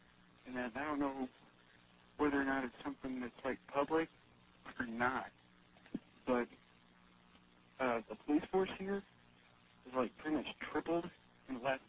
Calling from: Indiana, United States; I'm calling from Indiana.

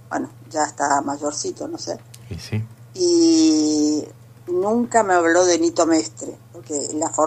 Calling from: Andino, Santa Fe, Argentina; Hola Flavio, ¿cómo estás? … de Andino.

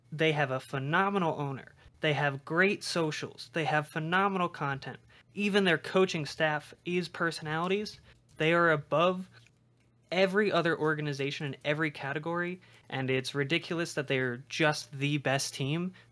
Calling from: Denver, Colorado, United States; Calling from Denver, Colorado.

